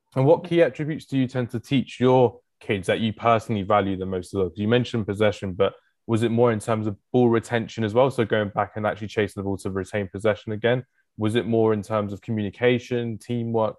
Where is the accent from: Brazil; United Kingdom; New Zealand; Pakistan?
United Kingdom; England; I'm like one of the only English person, English people in the country